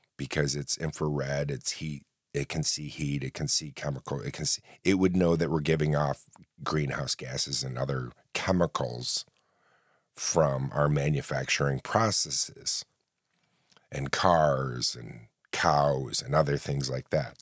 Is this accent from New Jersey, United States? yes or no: no; upstate New York, central New York, United States; Because I live in central New York, upstate New York